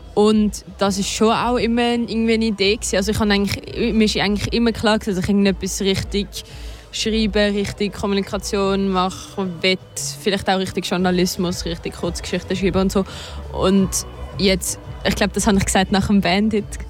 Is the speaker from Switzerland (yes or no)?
yes; Switzerland; first language Swiss German; unsere Muttersprache